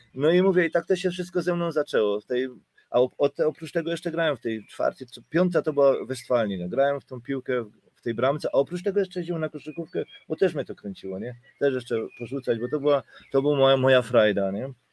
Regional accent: Silesian Voivodeship, Poland; now in Germany; jestem w Niemczech 33 lata a pochodzę w sumie ze Śląska

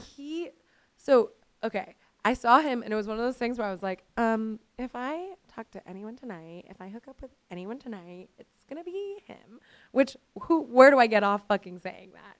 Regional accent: Miami, Florida, United States; I grew up in Miami.

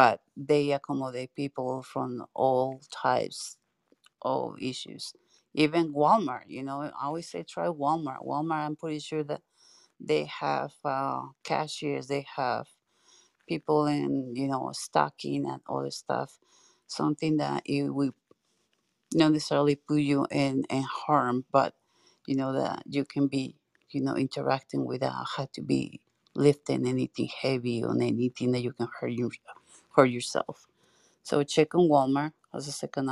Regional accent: Mexico City, Mexico; also born or lived in Utah; now in Washington, United States; I'm from Mexico City

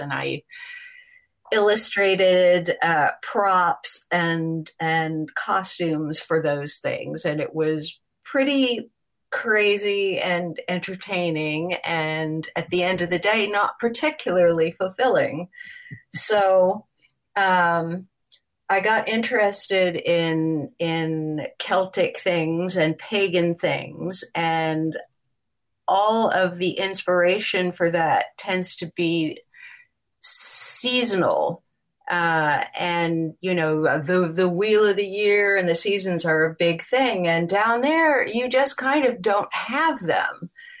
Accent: Los Angeles, California, United States; Well, I came from Los Angeles.

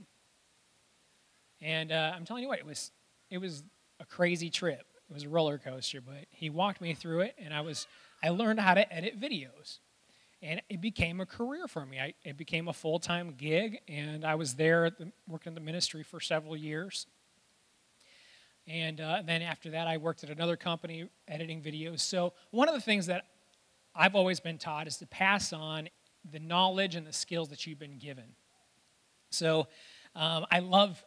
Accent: Reed City, Michigan, United States; I grew up in Reed City

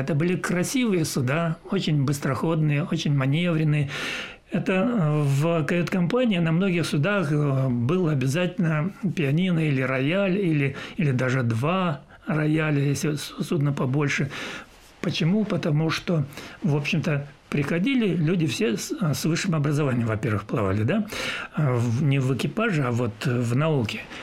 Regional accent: Maykop, Adygea, Russia; moved away; also born or lived in Kelermesskaya / Leningrad / Odesa; я родился в Майкопе, и э, жили мы в Майкопе

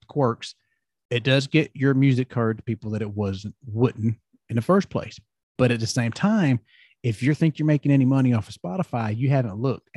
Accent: the South, United States; accent: Southern; growing up in the South, you know, everybody has that kind of Southern accent

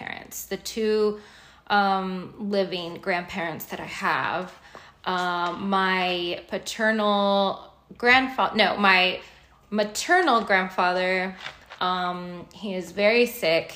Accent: United States; also born or lived in Mexico; I've lived my life, my entire life here. I came here when I was 3 years old

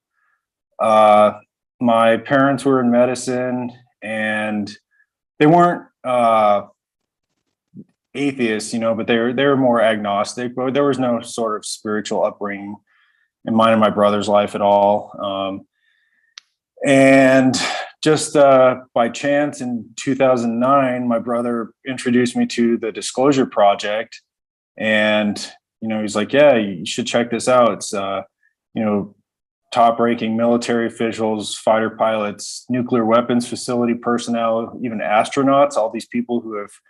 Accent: Fort Collins, Colorado, United States; I was born and raised in Fort Collins

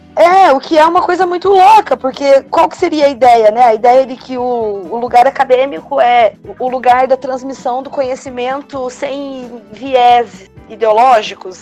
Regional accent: Brazil; a gente é latino-americano, é, né? Cresce assistindo telenovelas

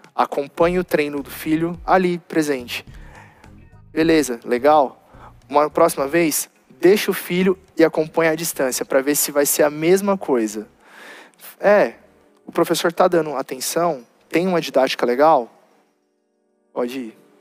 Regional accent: Guarulhos, São Paulo, Brazil; eu sou de Guarulhos

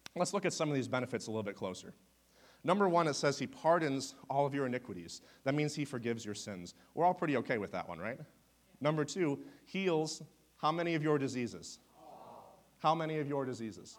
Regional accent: Wisconsin, United States; also born or lived in Ohio; now in Oklahoma, United States; I am originally from Wisconsin

